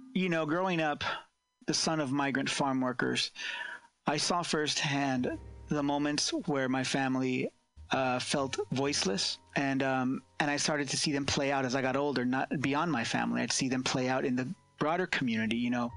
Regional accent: California's San Joaquin Valley, United States; born and raised here in California's San Joaquin Valley, the agricultural hub here

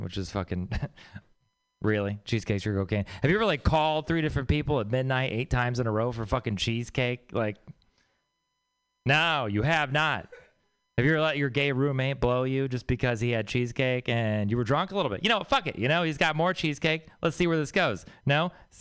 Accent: Texas, United States; moved away; I'm from Texas.

